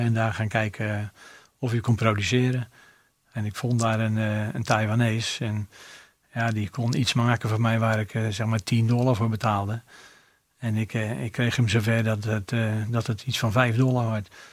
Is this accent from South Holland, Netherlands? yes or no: yes; Rotterdam, South Holland, Netherlands; Dus, dus mijn, mijn geboorte is het centrum, maar mijn, mijn hele leven heb ik op eh, Zuid gewoond